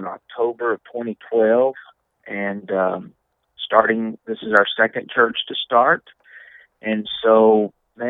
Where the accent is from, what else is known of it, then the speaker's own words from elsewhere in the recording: Leesville, Louisiana, United States; I grew up in Leesville, Louisiana, which is about 45 miles dead west of Alexandria